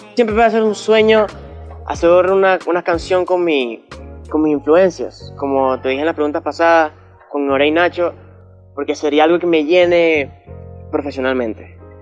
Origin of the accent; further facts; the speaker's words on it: Barcelona, Anzoátegui, Venezuela; yo nací aquí en Barcelona, eh, estaba en Suategui